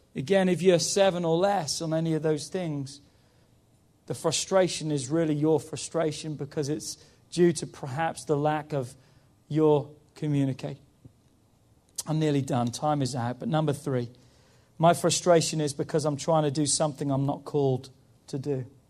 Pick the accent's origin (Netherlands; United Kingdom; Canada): United Kingdom; England; moved away; because I'm English